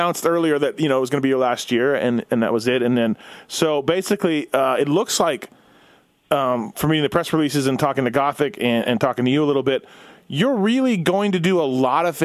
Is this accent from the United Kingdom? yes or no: no; Winnipeg, Manitoba, Canada; I grew up in Winnipeg